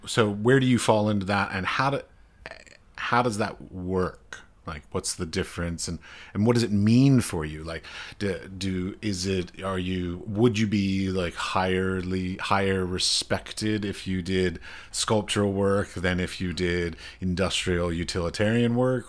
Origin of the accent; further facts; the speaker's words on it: United States; I'm American